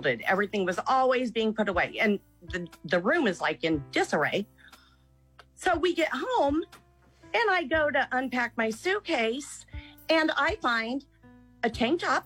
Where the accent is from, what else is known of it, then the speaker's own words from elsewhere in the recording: Kansas, United States; now in Milford, Nebraska, United States; I was in Kansas. I grew up in Kansas